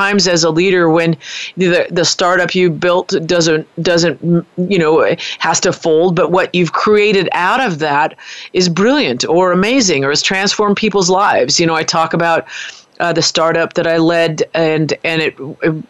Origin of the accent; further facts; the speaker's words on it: United States; moved away; also born or lived in New Zealand; I'm an American